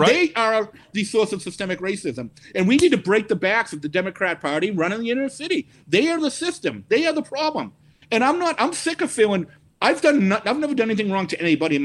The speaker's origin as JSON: {"language": "English", "town": "Quincy", "region": "Massachusetts", "country": "United States", "tie": "born or raised there", "said": "where I grew up in Quincy, I had Chinese people around me."}